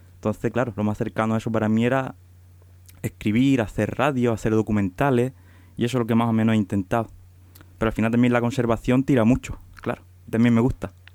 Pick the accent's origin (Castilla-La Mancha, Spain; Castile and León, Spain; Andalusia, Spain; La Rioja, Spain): Andalusia, Spain; Huelva; soy de Huelva